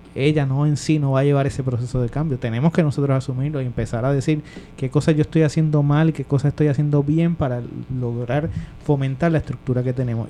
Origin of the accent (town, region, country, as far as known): Puerto Rico